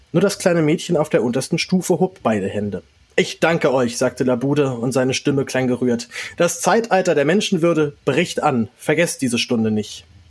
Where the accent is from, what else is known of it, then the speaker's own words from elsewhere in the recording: Berlin, Germany; dass ich in Berlin geboren bin